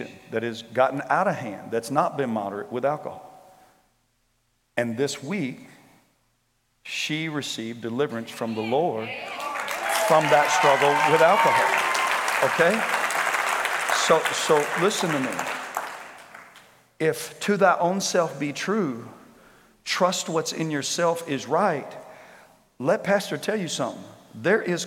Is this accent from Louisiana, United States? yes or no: yes; Shreveport, Louisiana, United States; I grew up in Shreveport